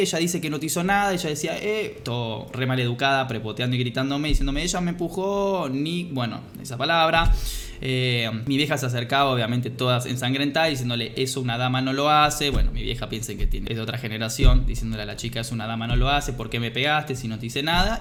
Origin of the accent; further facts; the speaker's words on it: Argentina; yo soy de Argentina